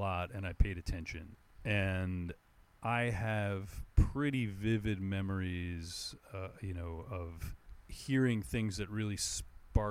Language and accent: English; New Jersey, United States; I grew up right outside in New Jersey, like right outside of New York City